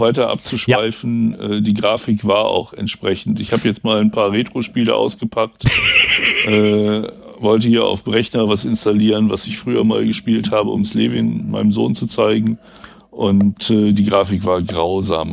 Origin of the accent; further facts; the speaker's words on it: West Germany, Germany; ich bin ja ein Wessi